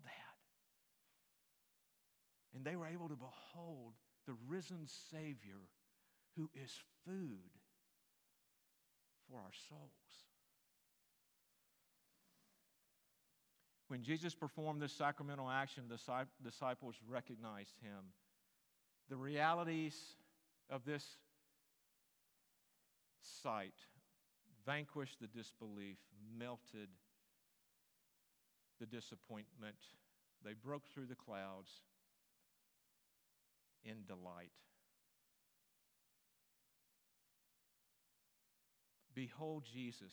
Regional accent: Greensboro, North Carolina, United States; now in Little Rock, United States; my hometown, Greensboro, North Carolina

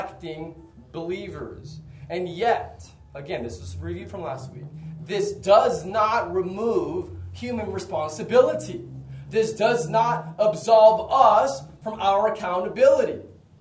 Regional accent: United States; moved away; in the U.S., my home country

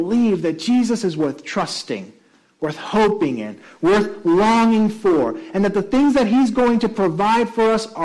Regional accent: Puerto Rico; also born or lived in New York; now in Chatham County, United States; one of my colleagues was also from Puerto Rico, like I am

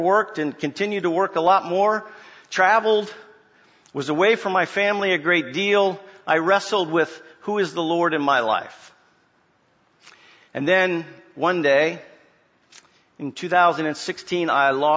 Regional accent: Springfield, Virginia, United States; now in Orlando, United States; I was born and raised in Northern Virginia, in Springfield

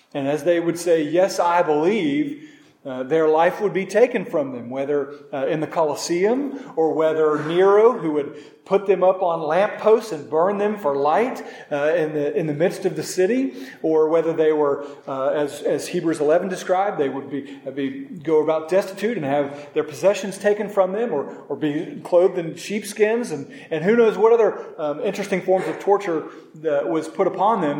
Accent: Norman, Oklahoma, United States; moved away; in Norman, in this 5K, one of my first 5Ks, going back to my hometown

